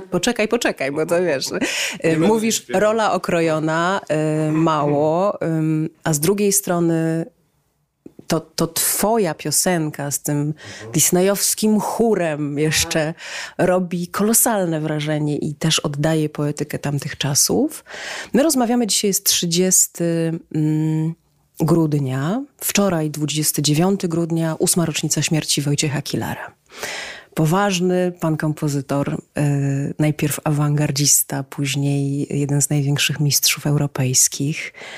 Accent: Cieszyn, Silesian Voivodeship, Poland; w Cieszynie, skąd jestem

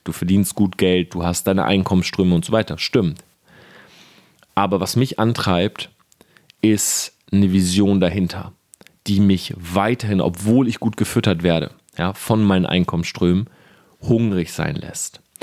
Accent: Delmhorst, Lower Saxony, Germany; ich komme aus Delmhorst, das ist eine kleine Stadt, 80.000 Einwohner. Und bei uns gibt es sowas nicht

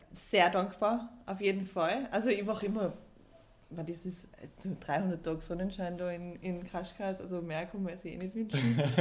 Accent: Austria; also born or lived in Belgium; bin ich in Österreich aufgewachsen, habe meine ganzen Freunde in Österreich, Familie in Österreich

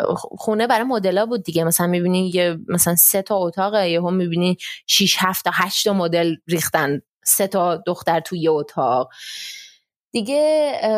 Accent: Iran; also born or lived in Germany; now in India; همه تو هند میدونن من ایرانیم و من خیلی برام مهمه که همه بدونن من ایرانیم

